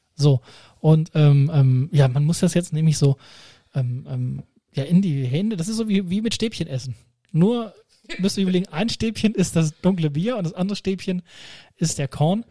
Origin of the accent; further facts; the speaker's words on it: near Laatzen, Lower Saxony, Germany; now in Hanover, Germany; ich komme aus Bimrode, also nicht weit weg von Laatzen